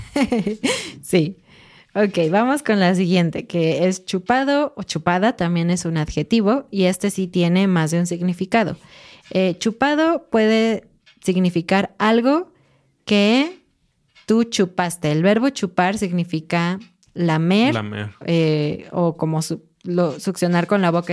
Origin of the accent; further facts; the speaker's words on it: Mexico; somos mexicanos